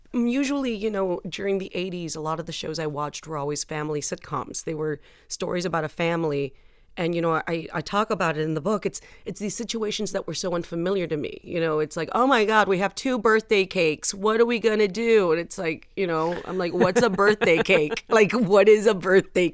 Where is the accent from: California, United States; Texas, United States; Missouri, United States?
Texas, United States; San Juan; moved away; I was born in Texas, my entire life has been made to make me feel like I don't belong here